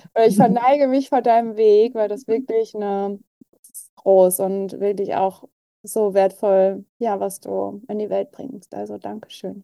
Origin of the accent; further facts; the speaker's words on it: Berlin, Germany; ich bin ja auch Berlinerin